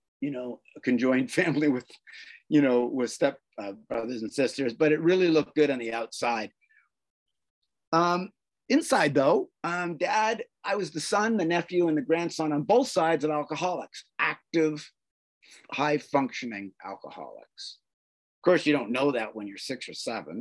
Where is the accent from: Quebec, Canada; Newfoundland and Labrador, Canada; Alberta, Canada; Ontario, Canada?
Ontario, Canada; Toronto; I'm Canadian, born in Toronto, and was raised by very loving parents